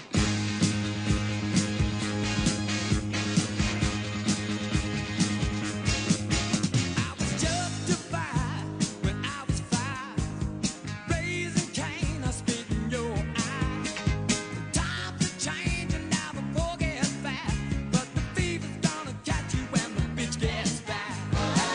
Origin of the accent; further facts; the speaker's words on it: Pinedale, Wyoming, United States; I do still claim a bit of brick and mortar in my hometown of Pinedale, Wyoming